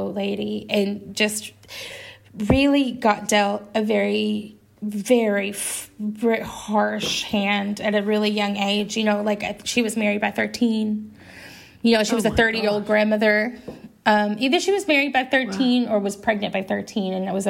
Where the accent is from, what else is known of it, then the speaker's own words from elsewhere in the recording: Arkansas, United States; I grew up in Arkansas